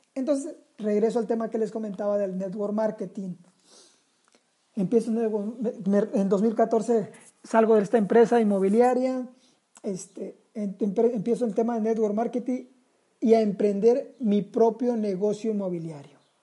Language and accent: Spanish; Sinaloa, Mexico; Somos sinaloenses